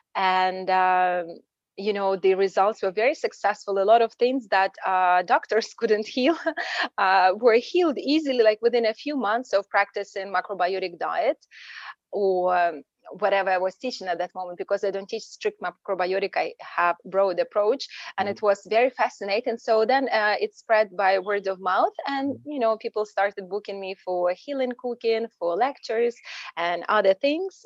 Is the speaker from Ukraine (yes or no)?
yes; Ukraine; moved away as an adult; now in United States; Originally, I'm from Ukraine